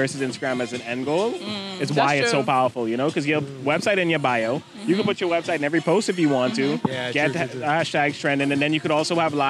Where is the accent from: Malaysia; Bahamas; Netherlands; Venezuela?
Bahamas; I'm … from the Bahamas.